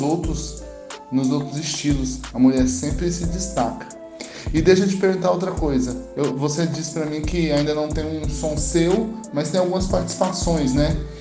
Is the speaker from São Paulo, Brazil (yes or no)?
no; Goiânia, Goiás, Brazil; Sou de Goiânia também